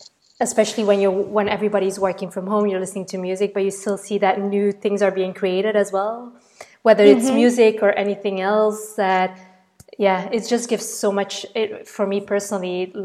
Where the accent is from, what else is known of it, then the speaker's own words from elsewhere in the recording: Belgium; English is a second language; moved away; being Belgian myself